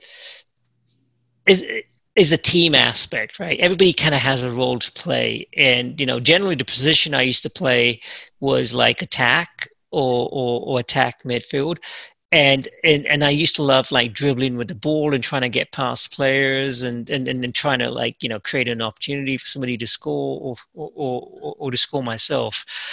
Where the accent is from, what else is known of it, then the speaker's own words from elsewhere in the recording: England, United Kingdom; I grew up in England